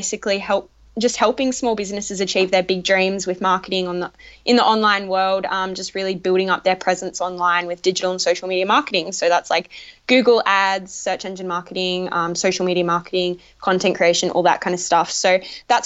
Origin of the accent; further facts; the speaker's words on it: Sydney, New South Wales, Australia; I'm from Sydney, Australia